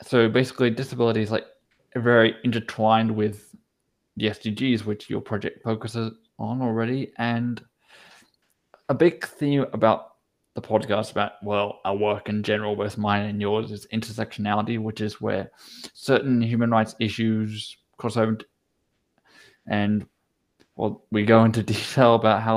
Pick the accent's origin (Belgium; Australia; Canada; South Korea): Australia; now in Basel, Switzerland; I'm Australian